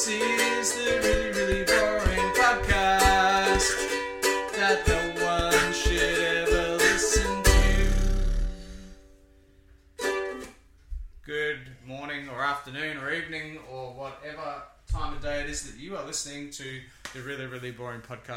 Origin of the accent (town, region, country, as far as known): small country town in Victoria, Australia; born or raised there